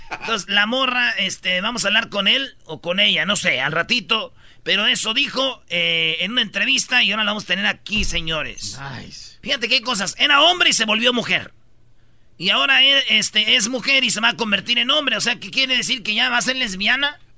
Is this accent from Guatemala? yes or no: no; Michoacán, Mexico; Pues somos de Michoacán, no de Londres, güey.